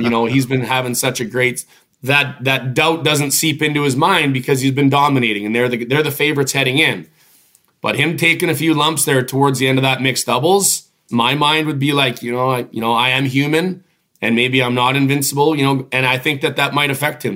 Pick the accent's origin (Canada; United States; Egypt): Canada; Regina, Saskatchewan; Mosaic Stadium where I grew up in Regina